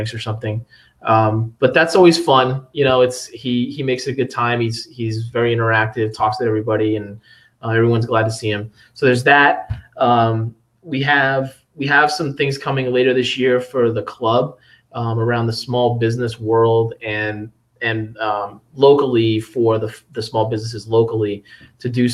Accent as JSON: {"language": "English", "town": "Providence", "region": "Rhode Island", "country": "United States", "moved": "yes", "lives_now": "Phoenix, United States", "said": "I'm from the East Coast. I'm from Providence originally"}